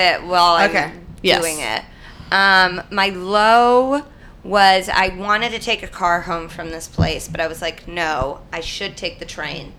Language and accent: English; Indianapolis, Indiana, United States; Yeah, because I'm from Indianapolis.